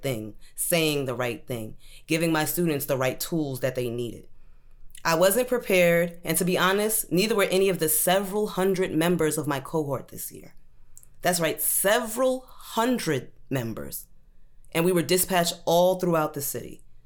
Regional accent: Brooklyn, New York, United States; also born or lived in Maryland; I grew up in Brooklyn.

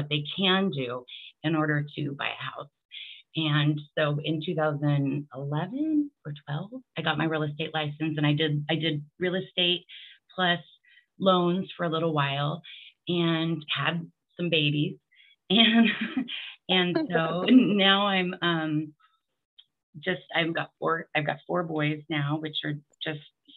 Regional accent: Bellingham, Washington, United States; also born or lived in Mukilteo, Washington; I'm originally from Bellingham, Washington

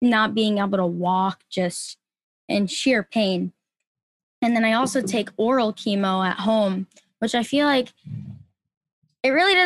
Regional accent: Rhode Island, United States; we're from Rhode Island

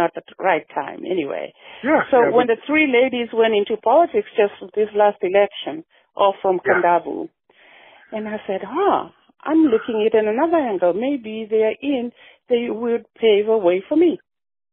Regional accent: Suva, Central Division, Fiji; moved away as an adult; now in Washington, United States; I actually grew up in Suva, Tamavua Koro.

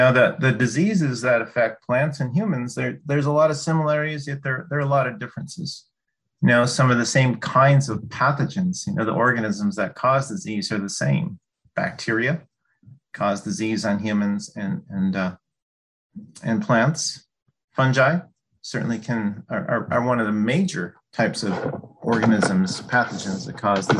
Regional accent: Duluth, Minnesota, United States; also born or lived in Illinois / Wisconsin / Corvallis, Oregon; I grew up in Duluth, Minnesota

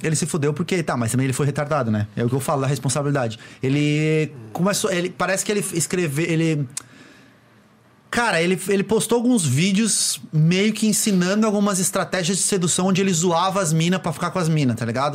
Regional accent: Florianópolis, Santa Catarina, Brazil; eu sou de Floripa

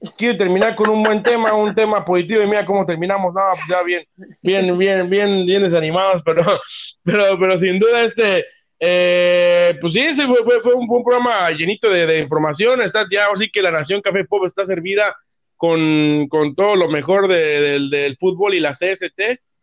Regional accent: Mexico; como mexicano

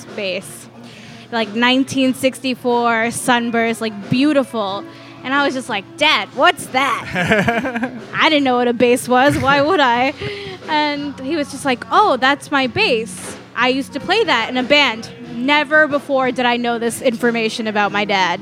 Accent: New York, United States; moved away as an adult; that's still in Queens, like, where we grew up

